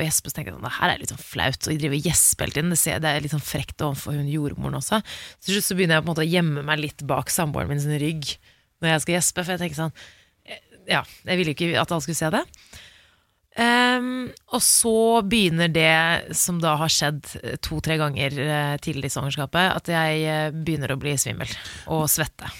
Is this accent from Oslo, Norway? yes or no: yes; Oslo, Norway; Der hvor jeg vokste opp i Oscars gate